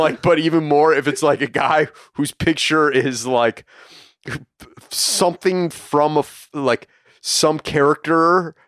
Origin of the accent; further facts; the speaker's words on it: Long Island, New York, United States; Yo, John, I'm also from Long Island.